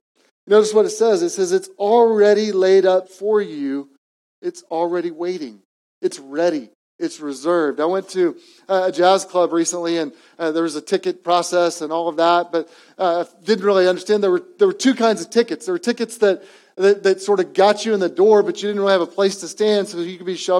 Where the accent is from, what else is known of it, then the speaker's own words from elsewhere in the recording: Edmond, Oklahoma, United States; also born or lived in East Coast; what I grew up in Edmond, Oklahoma